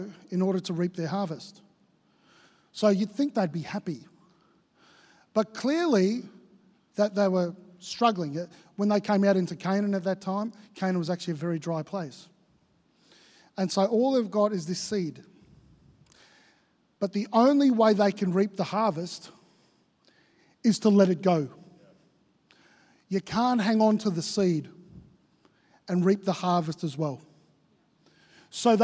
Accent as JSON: {"language": "English", "region": "Victoria", "country": "Australia", "tie": "born or raised there", "moved": "yes", "lives_now": "Queensland, Australia", "said": "I grew up in Victoria"}